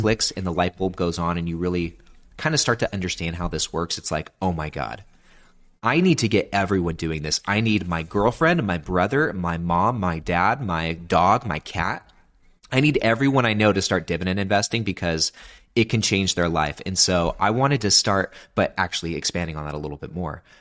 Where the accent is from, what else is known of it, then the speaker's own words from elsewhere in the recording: Sacramento, California, United States; moved away; I'm originally from Sacramento, California.